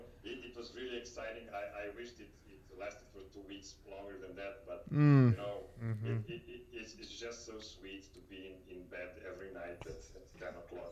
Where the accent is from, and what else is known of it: Serbia; born or raised there